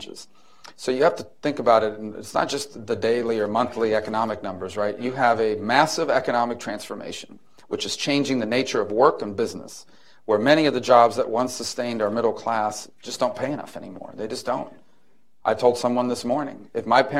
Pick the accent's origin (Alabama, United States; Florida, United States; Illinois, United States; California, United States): Florida, United States; Miami; I grew up in Miami